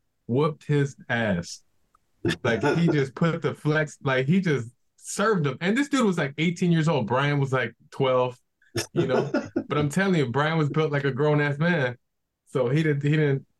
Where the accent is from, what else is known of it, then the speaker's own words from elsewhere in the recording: Chicago, Illinois, United States; growing up in Chicago